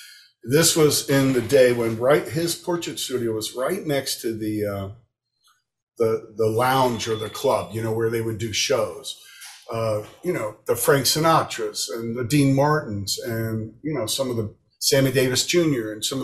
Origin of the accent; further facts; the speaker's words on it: Florence, Tuscany, Italy; also born or lived in Miami, United States; I was born in Miami, but we moved immediately to Italy, where my father studied, you know, at the Florence Institute of Art.